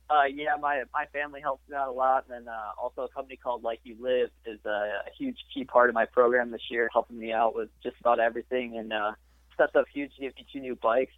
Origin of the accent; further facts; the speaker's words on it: Richmond, Illinois, United States; I grew up in uh, Richmond, Illinois for pretty much my entire life